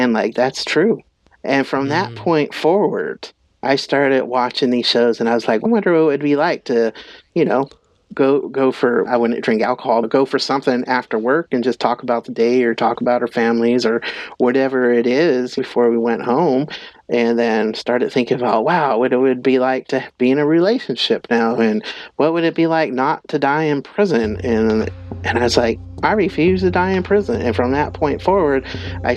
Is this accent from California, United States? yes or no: yes; Northern California, United States; I'm Yurok and Pomo from Northern California